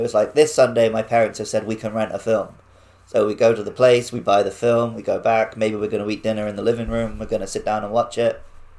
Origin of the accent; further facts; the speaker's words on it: Wells, South West England, United Kingdom; now in Japan; where we would rent movies in my hometown. Because I lived literally in the smallest city in England. It's where Hot Fuzz was filmed.